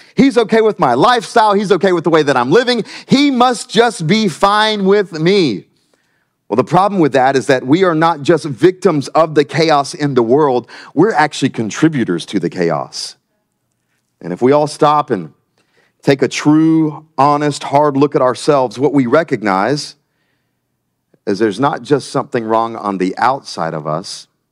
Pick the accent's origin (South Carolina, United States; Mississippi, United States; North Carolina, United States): South Carolina, United States; Myrtle Beach; moved away as an adult; now in Wilmington, United States; I'm from South Carolina. Um, the great state of South Carolina, just a little south of here. And I grew up in, uh, Myrtle Beach